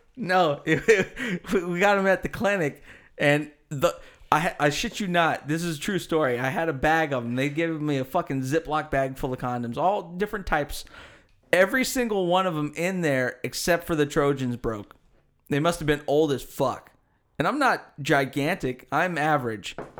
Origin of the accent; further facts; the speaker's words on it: United States; I'm American. I speak American